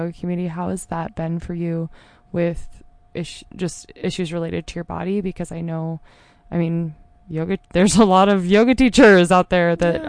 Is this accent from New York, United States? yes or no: no; Rhododendron, Oregon, United States; I grew up in Rhododendron